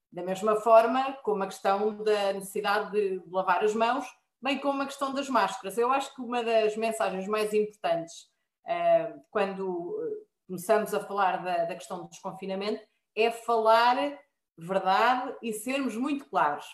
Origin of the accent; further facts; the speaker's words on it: Marinha Grande, Centro, Portugal; eu sou da Marinha Grande